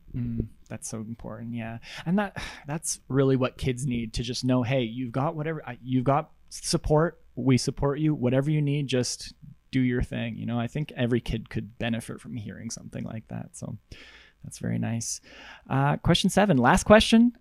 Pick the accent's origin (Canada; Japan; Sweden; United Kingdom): Canada; Russell, Manitoba; I'm from Russell